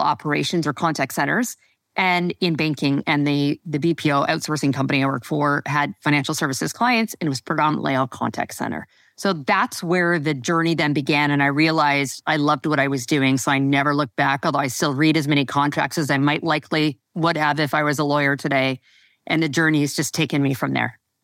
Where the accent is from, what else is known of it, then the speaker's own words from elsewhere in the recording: Western Canada, Canada; moved away as an adult; also born or lived in Toronto; I never moved back out west